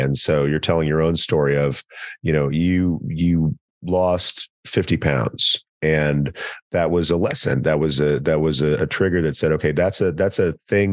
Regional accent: East Texas, United States; also born or lived in Commerce, Texas; I'm from East Texas, and like being a kid in small town Texas who's not good at sports

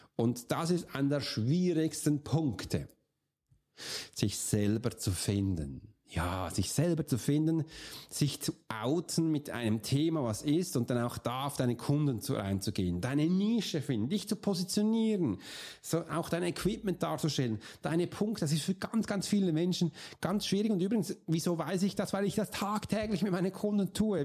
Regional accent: Switzerland; bei uns in der Schweiz

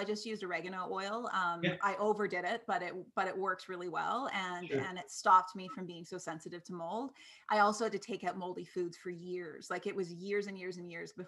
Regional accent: East Coast, Canada; moved away; I'm from the East Coast

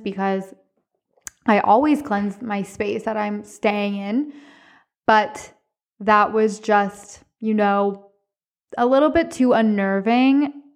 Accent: Cornwall, Ontario, Canada; I'm from Cornwall, Ontario

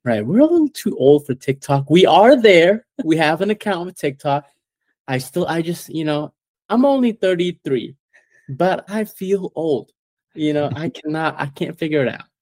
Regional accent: Malaysia; moved away as an adult; now in United States; I was born and raised in Malaysia

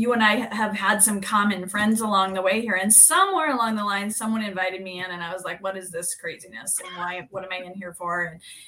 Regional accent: Kansas, United States; moved away as an adult; now in Minnesota, United States; I grew up in Kansas in a really small town, about 650 people.

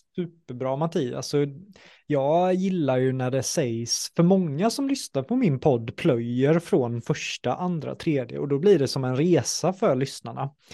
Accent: Jönköping, Jönköping County, Sweden; jag är från Jönköping

